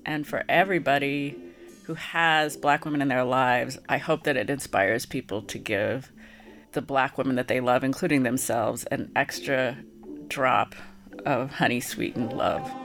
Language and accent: English; San Francisco, California, United States; I'm born in San Francisco, California